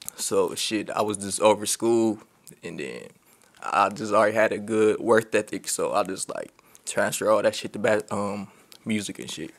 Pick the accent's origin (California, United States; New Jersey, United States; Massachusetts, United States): California, United States; Long Beach; I'm from Long Beach, California. Uh, born and raised.